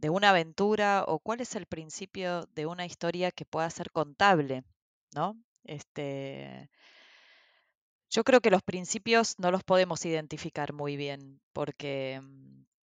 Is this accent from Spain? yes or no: no; Brazil; born there; Yo nací en Brasil, o sea, en un país en el que nunca viví y en el que digamos, actualmente no vivo.